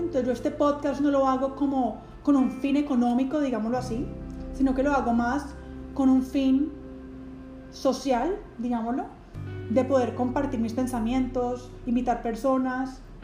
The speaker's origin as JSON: {"language": "Spanish", "town": "Cali", "region": "Valle del Cauca", "country": "Colombia", "tie": "born or raised there", "also_born_or_lived": "Florida, United States", "said": "regresar a mi, a mi ciudad natal, donde terminé mis estudios en psicología, en la universidad aquí pues de la ciudad, llamada la Universidad ICESI"}